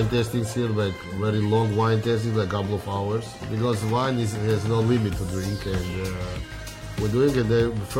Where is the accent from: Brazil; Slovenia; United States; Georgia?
Georgia; moved away; I'm from Georgia Republic